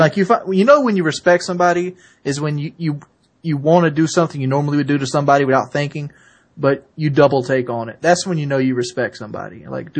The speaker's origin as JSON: {"language": "English", "region": "the South", "country": "United States", "tie": "born or raised there", "said": "I come from the South"}